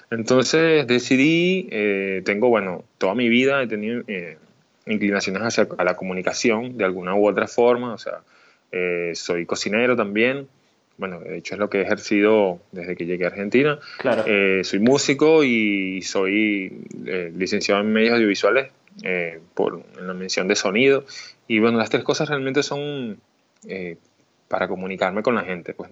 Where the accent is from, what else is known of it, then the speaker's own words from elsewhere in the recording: Mérida, Venezuela; also born or lived in Puerto Ordaz; Me siento totalmente venezolano, sanamente venezolano, pero nací en Puerto Ordaz, Estado Bolívar. En el año 89, pero por circunstancias de la vida y en la búsqueda de, mi madre de, realizarse profesionalmente, nos fuimos a Mérida y pues más de la mitad de mi vida la viví en Mérida